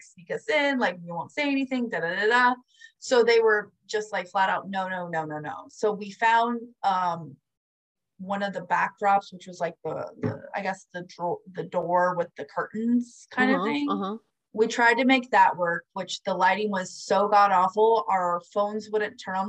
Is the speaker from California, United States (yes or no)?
no; Florida, United States; I'm from Florida